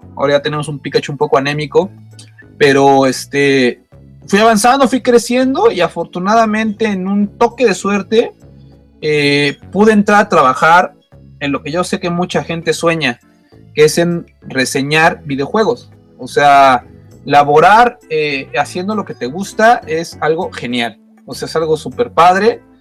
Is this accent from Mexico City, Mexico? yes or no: yes; Mexico City, Mexico; De México, de aquí, del famoso estado del distrito del defectuoso, dirían por ahí, aquí en el DF.